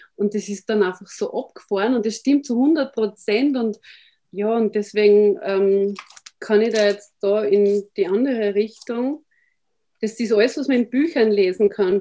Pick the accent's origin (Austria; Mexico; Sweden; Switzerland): Austria; ich bin aus Österreich